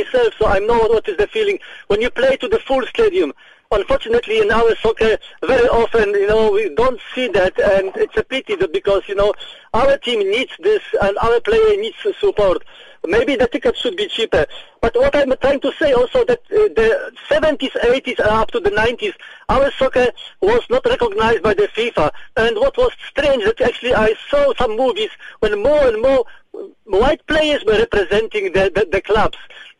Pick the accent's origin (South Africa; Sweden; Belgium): South Africa; Cape Town, Western Cape; I'm from Cape Town